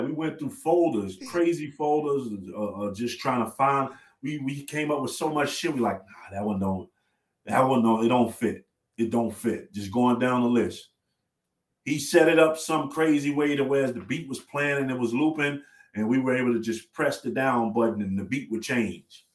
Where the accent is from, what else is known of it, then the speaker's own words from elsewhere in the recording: Chicago, Illinois, United States; I'm from Chicago